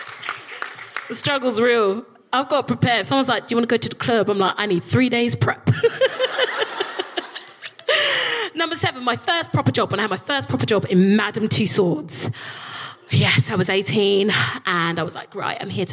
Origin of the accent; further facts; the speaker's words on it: London, United Kingdom; also born or lived in Highgate, London; I'm a South East Londoner, I'm from Peckham